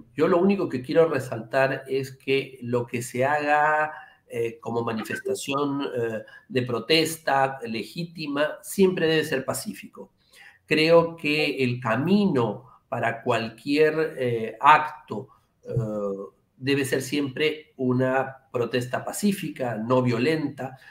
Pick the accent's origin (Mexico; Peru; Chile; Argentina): Peru